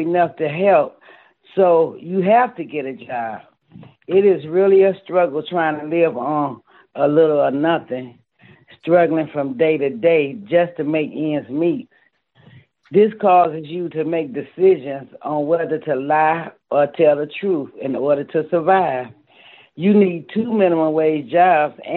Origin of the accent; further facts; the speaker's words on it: Detroit, Michigan, United States; moved away as an adult; now in New Orleans, United States; I am originally from Detroit, Michigan, but have lived in New Orleans, Louisiana for the past 10 years